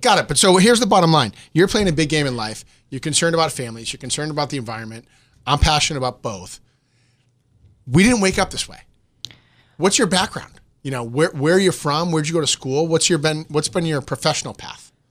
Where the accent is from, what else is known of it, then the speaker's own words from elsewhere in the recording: Boston, Massachusetts, United States; I'm from Boston